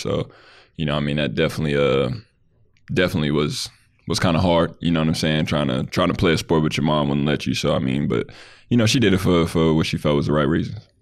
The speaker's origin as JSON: {"language": "English", "town": "Lancaster", "region": "California", "country": "United States", "tie": "born or raised there", "said": "I grew up in, uh, Lancaster, California"}